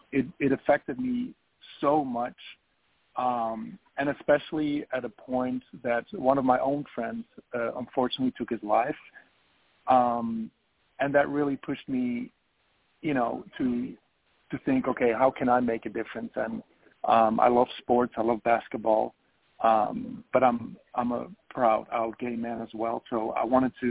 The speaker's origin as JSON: {"language": "English", "country": "Belgium", "moved": "as an adult", "lives_now": "Los Angeles, United States", "said": "I am originally from Belgium, and I came to Los Angeles in 2008 to study broadcasting"}